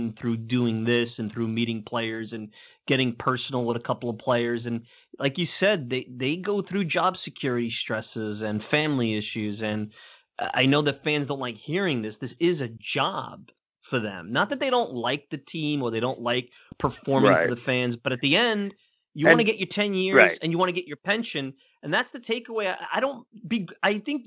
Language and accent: English; New York City, New York, United States; I grew up in Bensonhurst